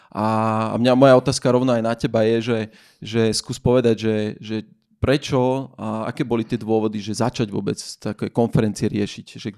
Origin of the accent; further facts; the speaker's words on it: Banská Bystrica, Banská Bystrica Region, Slovakia; A to som z Bystrice.